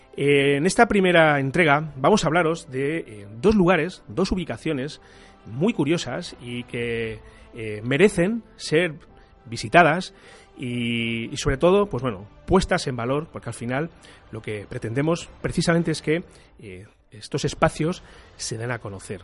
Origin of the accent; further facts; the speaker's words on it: Toledo, Castilla-La Mancha, Spain; soy eh, toledano